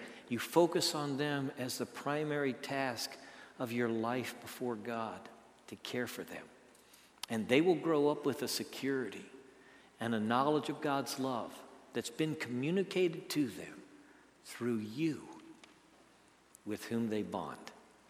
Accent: Minnesota, United States; also born or lived in Pennsylvania / West Virginia / Maryland / El Paso; I was born in Minneapolis, and before I was two, they moved to Pennsylvania, and then we moved to West Virginia, and then to Maryland, then we moved to El Paso, and I was just five. By the time I was seven, I was back in the northern plains of Minnesota.

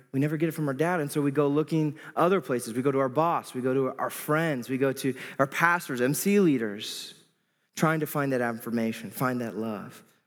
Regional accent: Iowa, United States; moved away as an adult; now in Moline, United States; I grew up in Iowa all my life

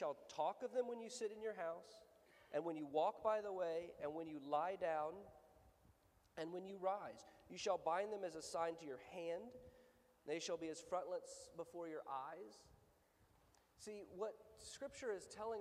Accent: the South, United States; I'm from the South

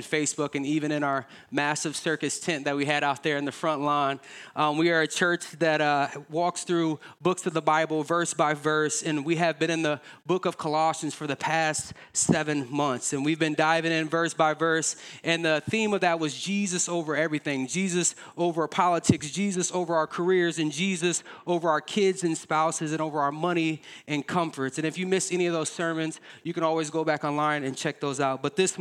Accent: Davenport, United States; we're from the Quad Cities. We love the QC

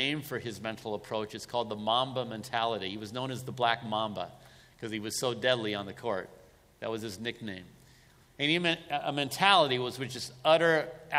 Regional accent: California, United States; growing up in California, I was a Lakers fan

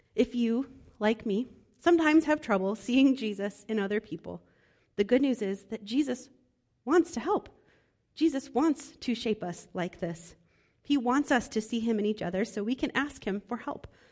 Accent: Midwest, United States; moved away; I'm from the Midwest

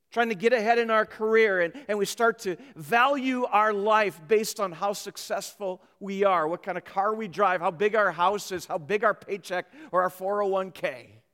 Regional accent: Minnesota, United States; moved away; I grew up in Minnesota

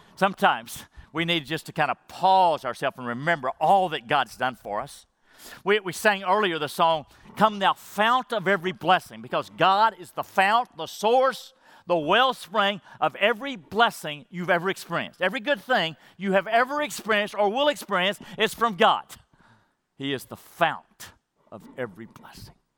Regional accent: Madisonville, Texas, United States; I grew up in Madisonville, Texas, where Buc-ee's is, small school

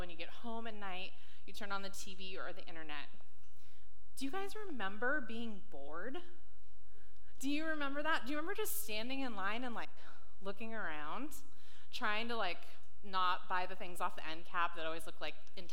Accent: San Diego, California, United States; now in Washington, United States; I grew up in San Diego, California, and then moved up to Washington in 2007.

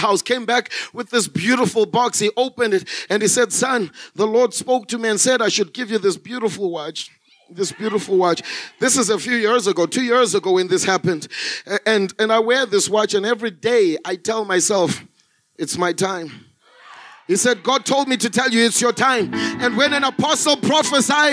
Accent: Zimbabwe; moved away as an adult; now in South Africa; I was born and bred in Zimbabwe. I grew up in Zimbabwe until 2005 when I came to South Africa as a missionary

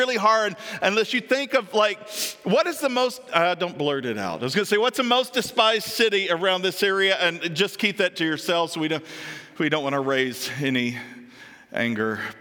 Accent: Stanford, Kentucky, United States; now in Butler, United States; I was born in Stanford, Kentucky

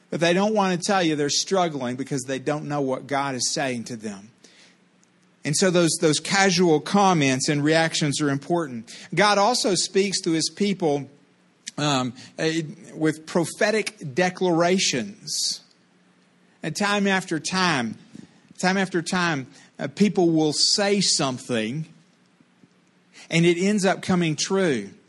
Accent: Texas, United States; She came from Tennessee. I came from Texas, whom Tennessee helped.

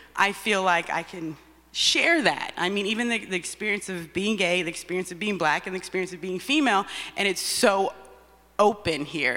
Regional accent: Texas, United States; moved away; I grew up in Texas

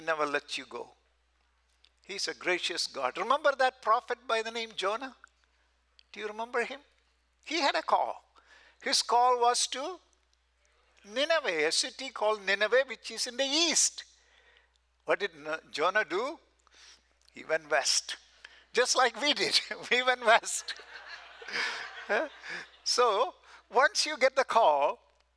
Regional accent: South India, India; moved away as an adult; also born or lived in Southern California; We are from South India

